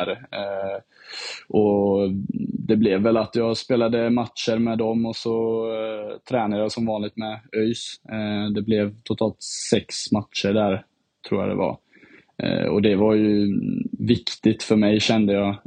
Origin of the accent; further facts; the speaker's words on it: Herrljunga, Västra Götaland, Sweden; also born or lived in Finland / Dubai / London; Jag har bott, eh, lite i, eh, bott i Dubai och London och sen har jag bott lite i Sverige. Och så jag, min, ja, jag skulle klassa mig själv som från Herrljunga egentligen.